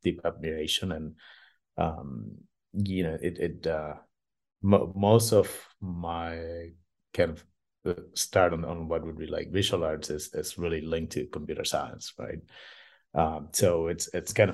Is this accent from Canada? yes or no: no; Argentina; I'm originally from Argentina